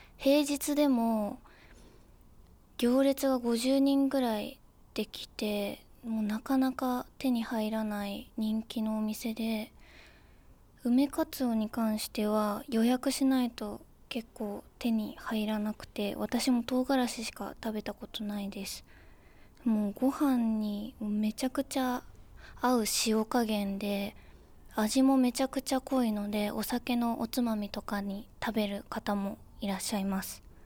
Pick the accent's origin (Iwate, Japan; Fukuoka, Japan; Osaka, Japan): Osaka, Japan; 私は大阪府出身です